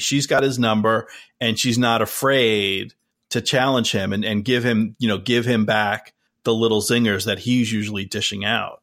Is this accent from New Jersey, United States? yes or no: yes; New Jersey, United States; we both, Dave and I, we grew up in New Jersey